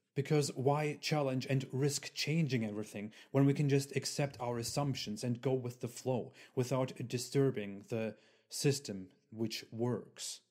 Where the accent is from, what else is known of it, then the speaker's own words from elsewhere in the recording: Germany; I was born in Germany, which is predominantly Christian